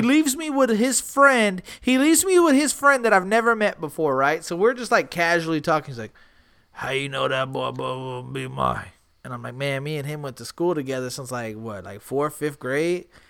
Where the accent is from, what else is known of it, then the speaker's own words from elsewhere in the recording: San Antonio, Texas, United States; I'm from San Antonio